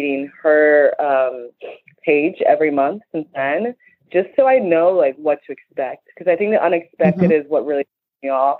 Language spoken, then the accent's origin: English; Chicago, Illinois, United States; I'm from Chicago and I'm Nigerian